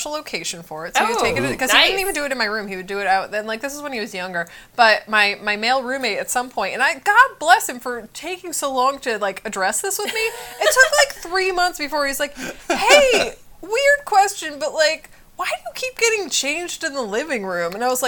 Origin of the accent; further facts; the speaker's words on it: New York, United States; I'm a New Yorker